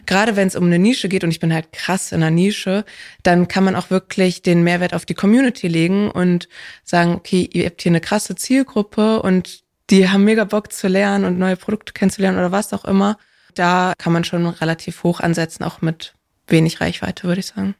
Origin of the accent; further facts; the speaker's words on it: Hamburg, Germany; ich bin in Hamburg aufgewachsen